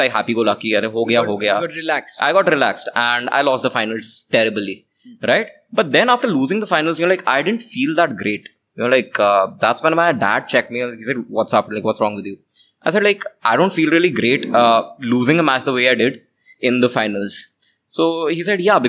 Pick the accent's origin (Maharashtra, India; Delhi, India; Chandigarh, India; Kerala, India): Chandigarh, India; also born or lived in Jalpaiguri, West Bengal; I was born in West Bengal. So I was born in Jalpaiguri, West Bengal. But my family moved from West Bengal quite early, like when I was 6 months old. So I was, I've been brought up in Chandigarh.